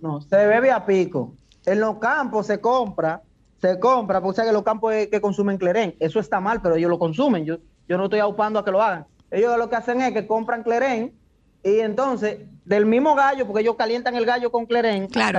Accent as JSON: {"language": "Spanish", "region": "Barahona", "country": "Dominican Republic", "said": "yo soy de Barahona"}